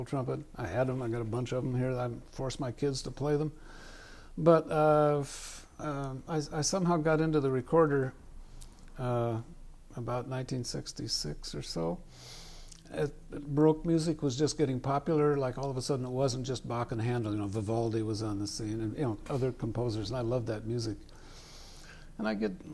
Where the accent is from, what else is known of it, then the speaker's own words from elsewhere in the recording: Midwest, United States; I'm from the Midwest, so I got drafted in the Midwest